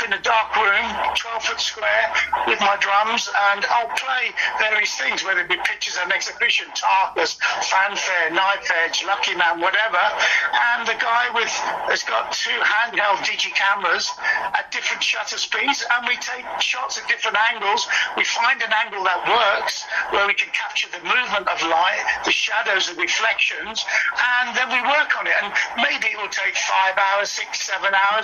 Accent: Birmingham, West Midlands, United Kingdom; my hometown, Birmingham

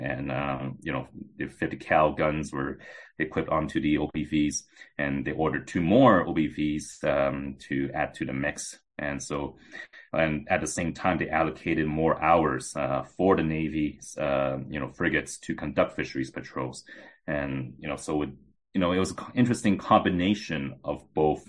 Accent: Canada; I'm Canadian

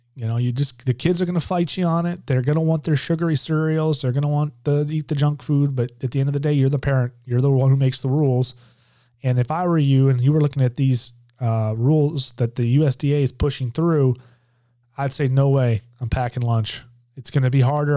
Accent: Georgia, United States; my home state of Georgia

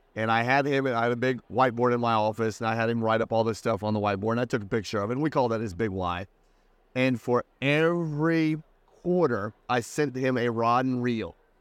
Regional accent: Indiana, United States; also born or lived in Southern California; now in Charleston, United States; Midwest boy, Indiana

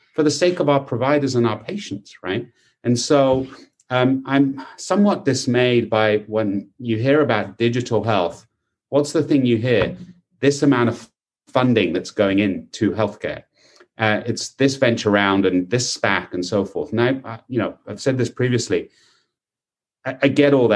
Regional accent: United Kingdom; now in United States; In the UK, my home country

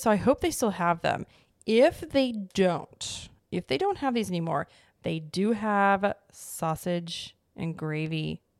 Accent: Springfield, Missouri, United States; born or raised there; moved away

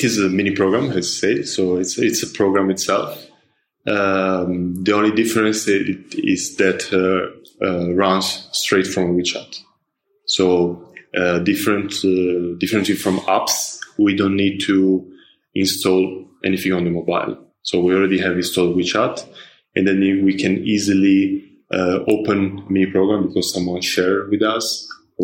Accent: Italy; moved away as an adult; also born or lived in Wuhan, China; now in Shanghai, China; I'm from Italy and I came to China in 2008.

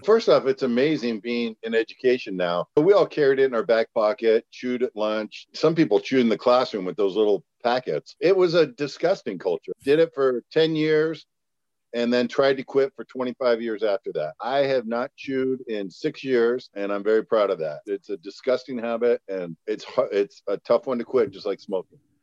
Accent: San Jose, California, United States; moved away; San Jose, that's where I'm from

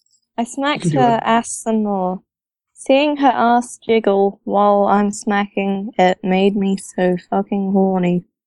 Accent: England, United Kingdom; I'm English.

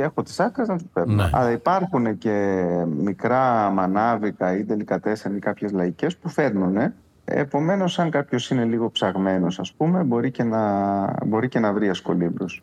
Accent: Crete, Greece; moved away as an adult; also born or lived in Kissamos; ε από την Κρήτη έφυγα πολύ μεγάλος. Δηλαδή, μέχρι και τα 28 μου δεν είχα ε, ταξιδέψει

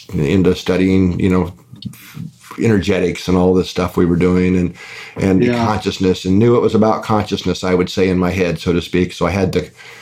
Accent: Midwest, United States; moved away; also born or lived in California; I grew up in the Midwest

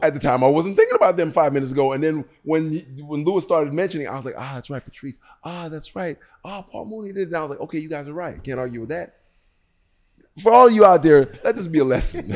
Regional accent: Jamaica; I'm Jamaican

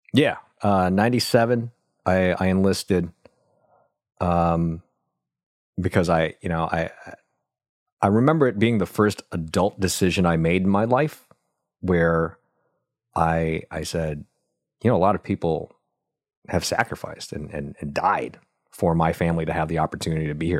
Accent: Buffalo, New York, United States; moved away; also born or lived in Vietnam; I grew up in Buffalo, New York, watching my dad work his butt off

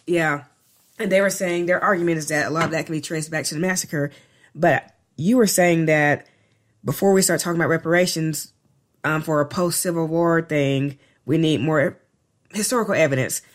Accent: Arkansas, United States; we were born and raised in Arkansas

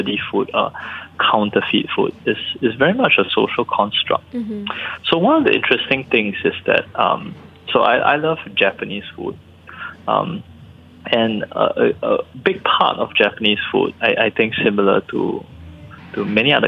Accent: Singapore; I'm Singaporean

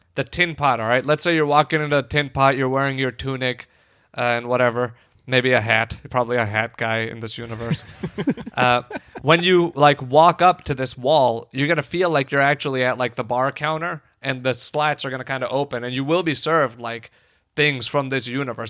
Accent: Chicago, Illinois, United States; I am a Chicagoan

